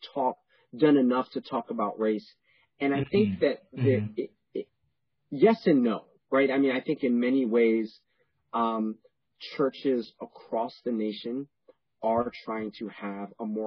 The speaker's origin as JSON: {"language": "English", "town": "New York City", "region": "New York", "country": "United States", "tie": "born or raised there", "also_born_or_lived": "Panama", "said": "I was born in Panama and I grew up in New York City"}